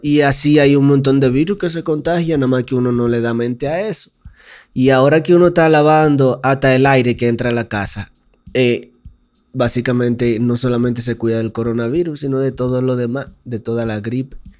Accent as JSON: {"language": "Spanish", "country": "Dominican Republic", "moved": "yes", "lives_now": "Mexico"}